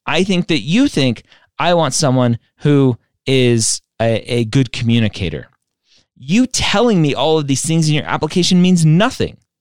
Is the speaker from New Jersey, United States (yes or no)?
no; Southern California, United States; I am from Southern California